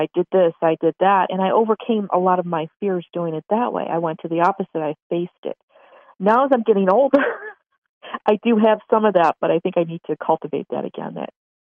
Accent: Buffalo, New York, United States; I'm not from a big city. Okay. I'm from Buffalo, New York.

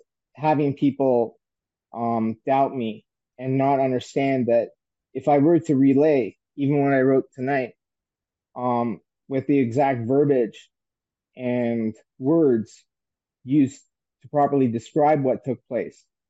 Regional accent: St. John's, Newfoundland and Labrador, Canada; moved away; establishments that are on Water Street in St. John's, where I had worked in my hometown

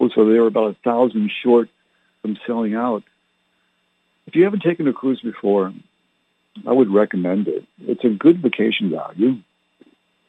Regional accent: Canada; My parents were English, but I didn't learn to speak like they did because I was born in Canada

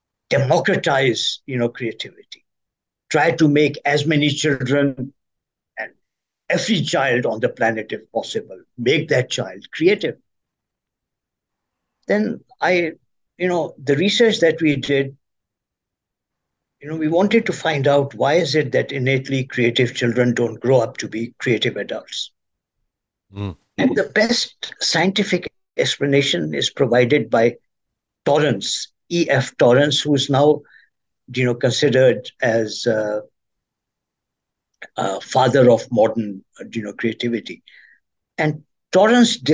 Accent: Pakistan; now in Washington, United States; I'm originally from Pakistan

